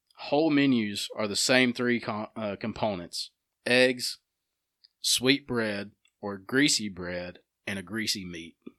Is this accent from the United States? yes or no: yes; Alabama, United States; we're from Alabama